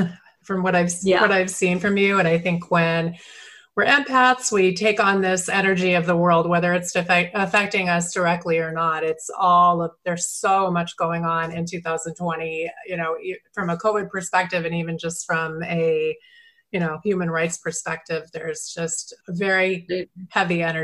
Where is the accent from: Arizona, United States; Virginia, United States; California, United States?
Arizona, United States; Scottsdale; in my hometown of Scottsdale, Arizona